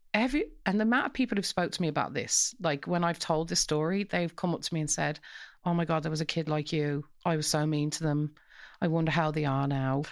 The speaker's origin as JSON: {"language": "English", "town": "Coventry", "region": "West Midlands", "country": "United Kingdom", "tie": "born or raised there", "moved": "yes", "lives_now": "Dublin, Ireland", "said": "so we grew up in Coventry, and all of the families on our street, it was a council estate"}